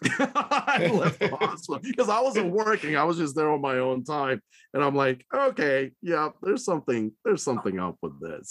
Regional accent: Reno, Nevada, United States; moved away; also born or lived in Qatar; my hometown is Reno, so I visit my folks a lot there

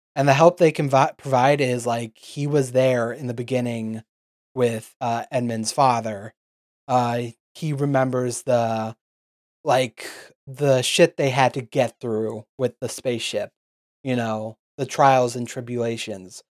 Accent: United States; We're American

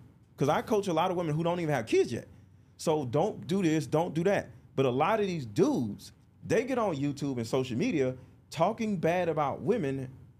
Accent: Detroit, Michigan, United States; I can understand what you're saying, because I was raised in Detroit. It was the same way.

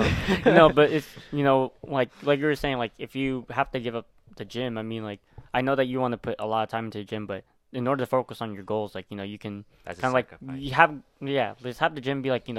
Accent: Pennsylvania, United States; Pennsylvania. Yeah, I'm actually from Western PA.

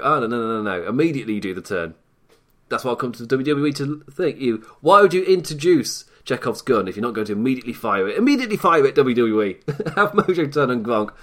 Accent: England, United Kingdom; as an English, from an English perspective

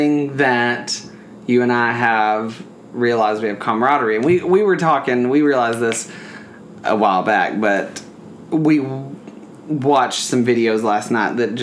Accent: the South, United States; accent: Southern

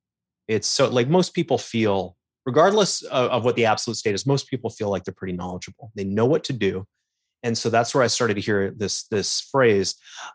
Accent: Calgary, Alberta, Canada; now in Toronto, Canada; I moved back to Toronto. I'm originally from Calgary out west

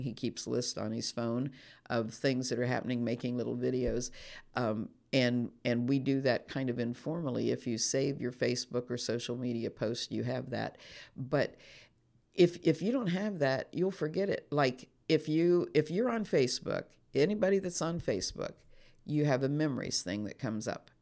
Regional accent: United States

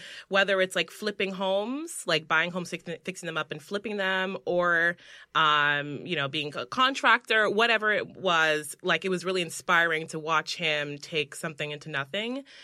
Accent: New York City, New York, United States; I was born in the Bronx

